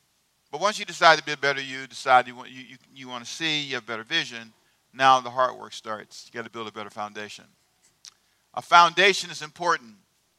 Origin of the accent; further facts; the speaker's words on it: Los Angeles, California, United States; also born or lived in Savannah; Who was born in Savannah? I was. Okay. But I was raised in Los Angeles.